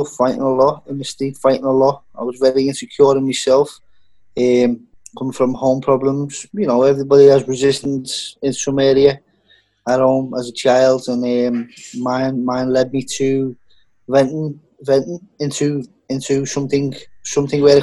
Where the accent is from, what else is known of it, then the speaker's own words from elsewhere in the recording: Liverpool, North West England, United Kingdom; I'm from Liverpool, the very centre, just outside the city centre of Liverpool. That's where I'm from, Liverpool, England.